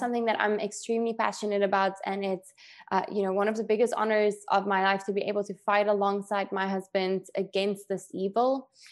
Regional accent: South Africa; moved away; growing up in South Africa

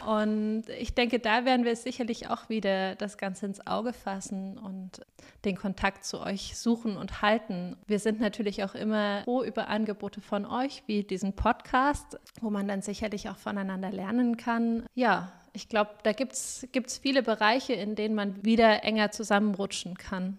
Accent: Weimar, Thuringia, Germany; moved away as an adult; also born or lived in Jena; now in Coburg, Germany; Ich stamme eigentlich aus Weimar, habe in Jena Erziehungswissenschaft und Psychologie studiert

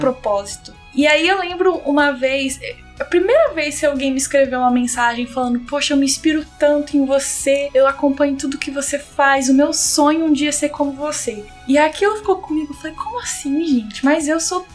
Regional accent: São Paulo, Brazil; moved away as an adult; also born or lived in Bulgaria / United States / Australia; eu sou de São Paulo

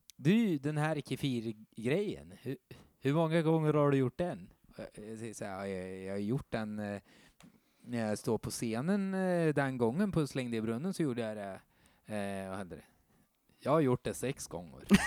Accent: Skara, Västra Götaland, Sweden; jag är från Skara

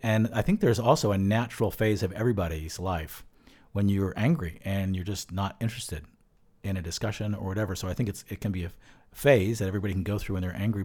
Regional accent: Bucks County, suburban Philadelphia, Pennsylvania, United States; I grew up in suburban Philadelphia

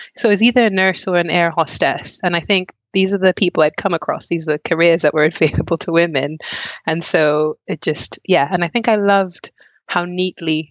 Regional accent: Malawi; now in Wales, United Kingdom; growing up in Malawi, I had a very playful childhood

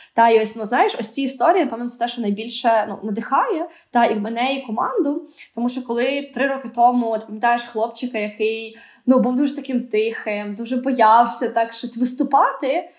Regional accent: Odesa, Odesa Oblast, Ukraine; Я виросла в Одесі

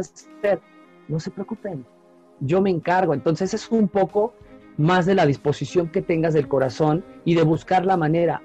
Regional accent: Venezuela; moved away as an adult; now in Mexico; Yo soy latinoamericano, soy caribeño, soy de Venezuela

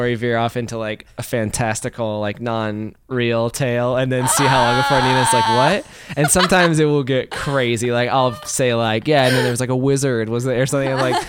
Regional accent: Missouri, United States; now in Los Angeles, United States; I'm from Missouri.

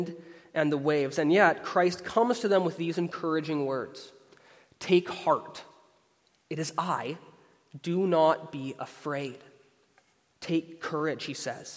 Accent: Canada; across Canada, where I'm from. I'm a Canadian.

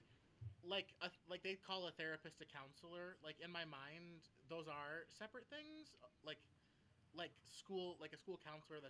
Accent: Benzie County, Michigan, United States; growing up in Benzie County

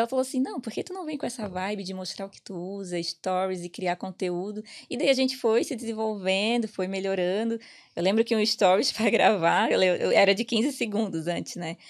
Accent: Itajaí, Santa Catarina, Brazil; accent: peixeiro; moved away as an adult; now in Ireland; eu sou de Itajaí, Santa Catarina, então é uma cidade portuária.

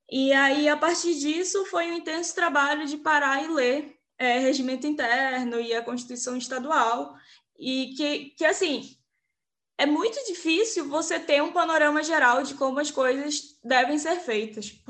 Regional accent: Amazonas, Brazil; É, primeira coisa é que eu sou de contexto periférico e isso é bem importante na história. É, lá no meu bairro, a gente tem um problema de alagar o bairro quando chove. Agora, em dezembro, é quando as chuvas é lá no Amazonas começam

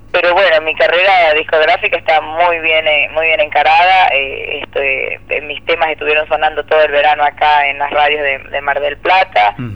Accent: Ecuador; moved away as an adult; also born or lived in United States; now in Argentina; yo soy ecuatoriana

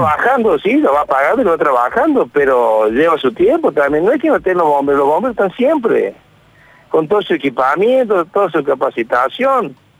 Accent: Villa María, Córdoba, Argentina; Yo soy de Villa María.

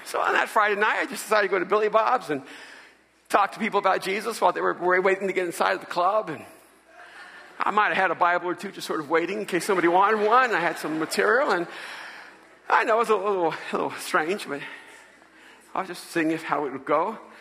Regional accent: El Salvador; moved away; I'm from El Salvador. And I'm a Latino

